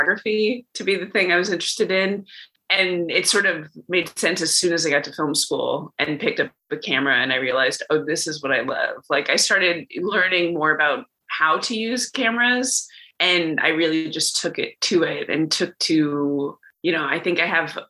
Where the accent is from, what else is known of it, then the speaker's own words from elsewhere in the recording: Los Angeles, California, United States; moved away as an adult; also born or lived in Ithaca, New York; I grew up in Los Angeles, California